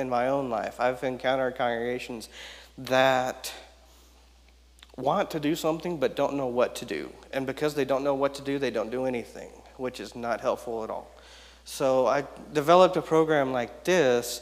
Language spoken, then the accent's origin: English; Houston, Texas, United States; I was born actually in Houston, Texas